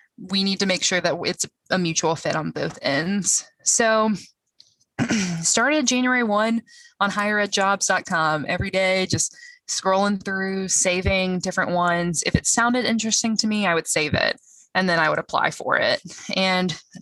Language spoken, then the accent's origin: English; Georgia, United States; I am from Georgia.